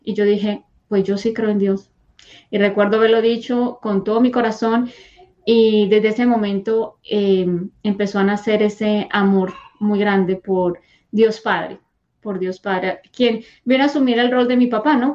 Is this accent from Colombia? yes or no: yes; Bogotá, Colombia; moved away; yo soy de Colombia, nací en Colombia, en Bogotá.